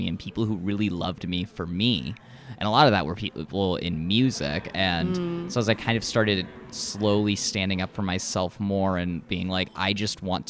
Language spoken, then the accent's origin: English; Minnesota, United States; we're Minnesotan